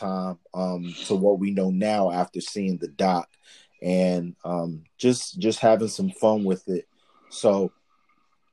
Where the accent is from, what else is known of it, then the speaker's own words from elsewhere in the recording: New York City, New York, United States; I was born in the Bronx.